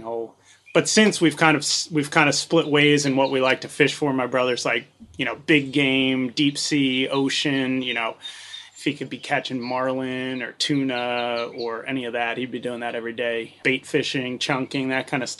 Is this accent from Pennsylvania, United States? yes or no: yes; West Chester, Pennsylvania, United States; moved away as an adult; also born or lived in New Zealand; now in Maryland, United States; I grew up outside of Philadelphia in Westchester, Pennsylvania